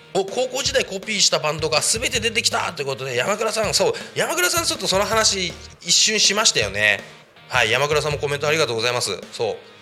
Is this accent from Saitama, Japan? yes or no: yes; Koshigaya, Saitama, Japan; 僕の地元埼玉県越谷市